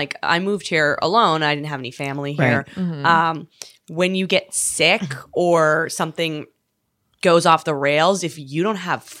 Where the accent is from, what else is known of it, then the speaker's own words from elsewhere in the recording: Canada; now in New York, United States; I'm from Canada.